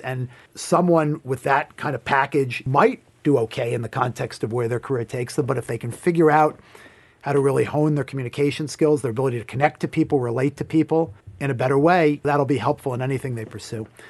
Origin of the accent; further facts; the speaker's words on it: Hartsdale, New York, United States; I grew up in a town called Hartsdale, New York